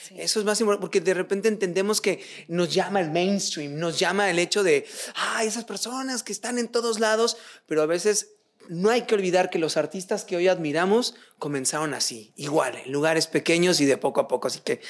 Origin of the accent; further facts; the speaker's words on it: Michoacán, Mexico; yo que soy de Michoacán